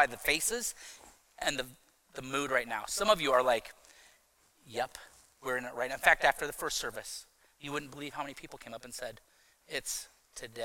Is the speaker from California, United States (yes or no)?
no; Iowa City, Iowa, United States; I was from Iowa City at the time. That's where I grew up.